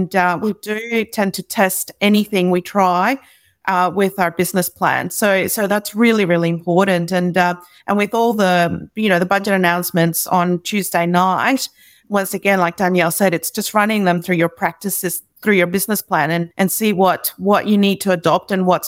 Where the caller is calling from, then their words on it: Brisbane, Queensland, Australia; And I'm joining you from Turrbal, Yagara country.